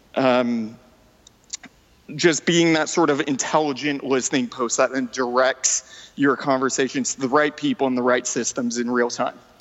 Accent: New Brunswick, Canada; first language French; English is a second language; moved away as an adult; now in Vancouver, Canada; So I'm originally from New Brunswick, uh, Eastern Canada. I basically lived there most of my life, and then uh, five years ago moved to Vancouver.

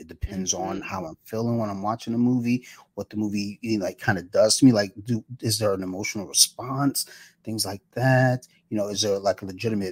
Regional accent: Detroit, Michigan, United States; I'm a kid from Detroit

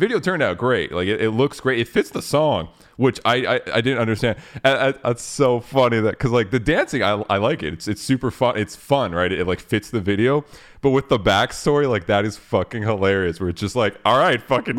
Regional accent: Canada; We're Canadian, right?

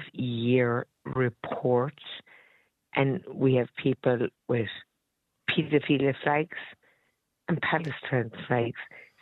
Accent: Ireland; I'm Irish

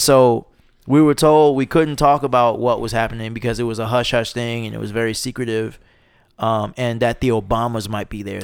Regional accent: Charlotte, North Carolina, United States; also born or lived in Roanoke, Virginia; I grew up in Charlotte, North Carolina. That's where I live now.

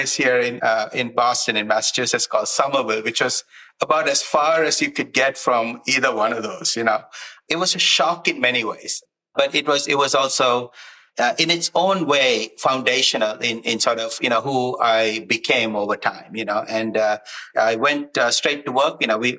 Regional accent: Sri Lanka; moved away; I come from Sri Lanka, born in Sri Lanka, as you would say in the US, a military brat growing up. Bounced around quite a bit, but, you know, grew up playing a lot of sports

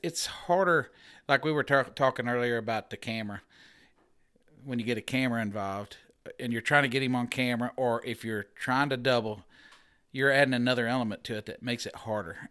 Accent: Middletown, Missouri, United States; I'm from Middletown, Missouri

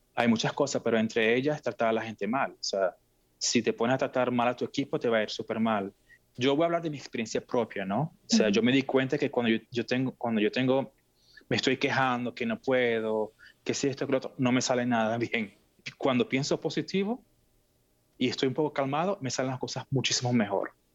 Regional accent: Venezuela; moved away as an adult; now in Seattle, United States; yo nací en Venezuela, mis padres son de Siria

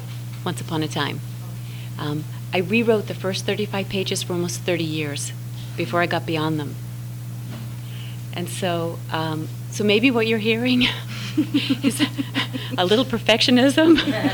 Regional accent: Boston, Massachusetts, United States; now in San Diego, United States; I come from Boston.

